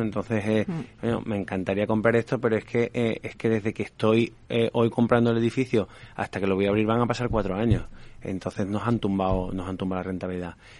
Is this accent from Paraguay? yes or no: no; Seville, Andalusia, Spain; moved away as an adult; now in Madrid, Spain; yo como, como sevillano, que llevo 14 años en Madrid